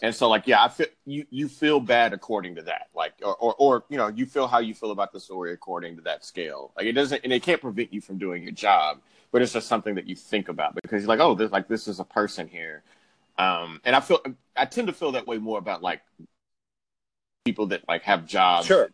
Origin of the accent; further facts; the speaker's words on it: Houston, Texas, United States; now in New York, United States; I'm from Houston, Texas.